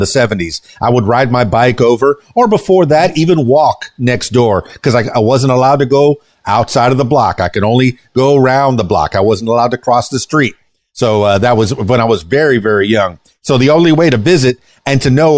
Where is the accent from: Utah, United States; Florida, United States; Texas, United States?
Florida, United States; Florida Keys, United States; I'm from the Florida Keys